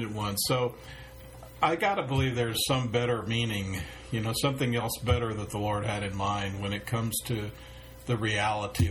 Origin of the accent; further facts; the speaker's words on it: San Francisco, California, United States; born or raised there